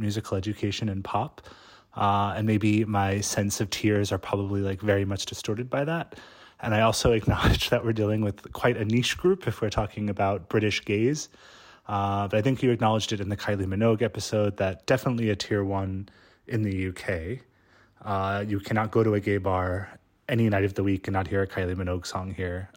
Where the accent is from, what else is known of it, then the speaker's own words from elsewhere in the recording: United States; moved away as an adult; now in London, United Kingdom; an American gay who's been living in London for the last eight years